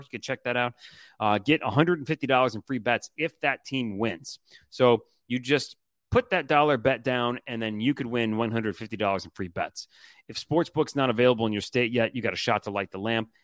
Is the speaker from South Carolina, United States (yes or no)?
no; Detroit, Michigan, United States; moved away; also born or lived in Louisiana; growing up in Michigan